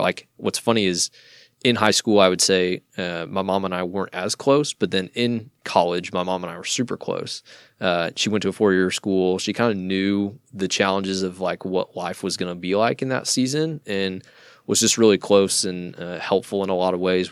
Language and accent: English; Iowa, United States; moved away as an adult; now in Dallas, United States; born and raised in Iowa, uh, moved down to Dallas, uh, about ten years ago